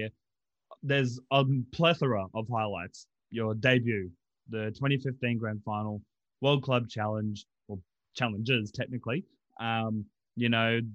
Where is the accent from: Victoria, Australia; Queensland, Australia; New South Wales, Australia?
Queensland, Australia; Brisbane; I was born in Brisbane